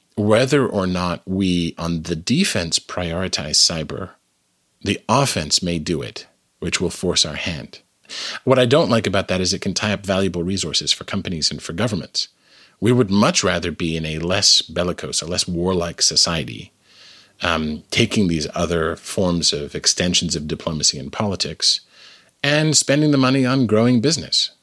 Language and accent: English; Canada; now in United States; I am originally Canadian. Um, I live in the United States now